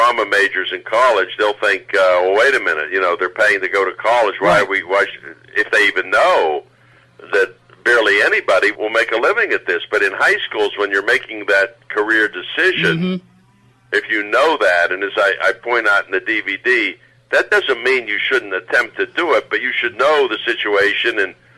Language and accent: English; United States; born and raised in America